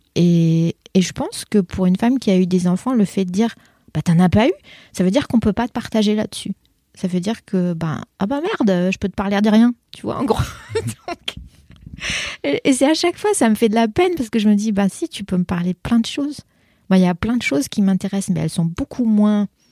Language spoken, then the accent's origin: French; France; born or raised there; first language French; moved away as an adult